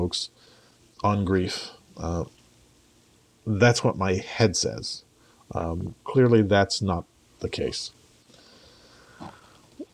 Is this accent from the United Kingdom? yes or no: yes; England, United Kingdom; culturally, I'm English